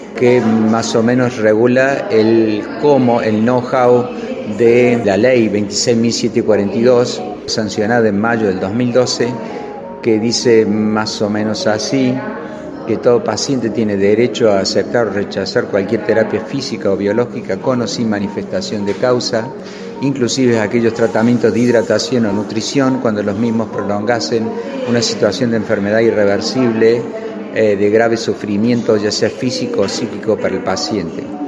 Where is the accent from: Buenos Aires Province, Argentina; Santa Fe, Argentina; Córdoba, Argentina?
Córdoba, Argentina; soy cordobés